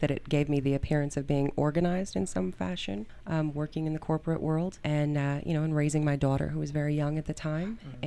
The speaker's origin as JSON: {"language": "English", "town": "Denver", "region": "Colorado", "country": "United States", "tie": "born or raised there", "said": "I am born and raised in Denver, Colorado. I was raised in Park Hill. I have lived here my entire life"}